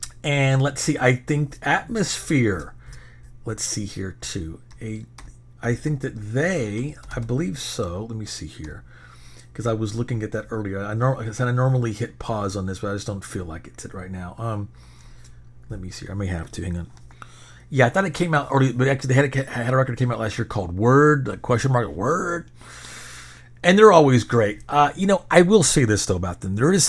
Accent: Minnesota, United States; But you don't, hey, we're from Minnesota. And that's obviously where … is from.

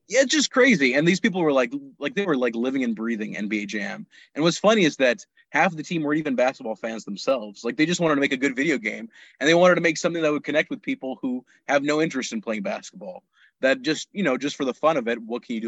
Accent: Pakistan; moved away; also born or lived in United States; I was born in the States, but I grew up in Pakistan

